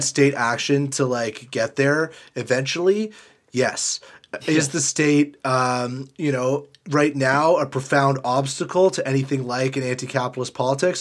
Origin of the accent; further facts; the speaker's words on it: Canada; as a Canadian